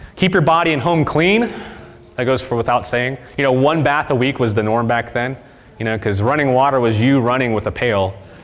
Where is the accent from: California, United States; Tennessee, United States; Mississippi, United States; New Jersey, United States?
Mississippi, United States; We're from Mississippi